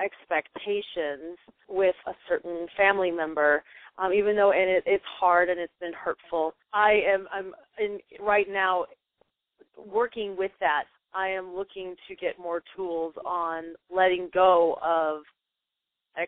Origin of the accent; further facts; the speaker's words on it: Eugene, Oregon, United States; I grew up in Eugene, Oregon